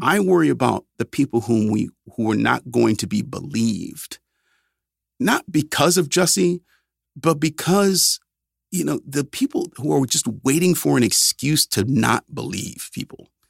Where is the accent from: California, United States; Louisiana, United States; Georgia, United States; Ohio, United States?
Ohio, United States; Cleveland; moved away; back home in, in my hometown of Cleveland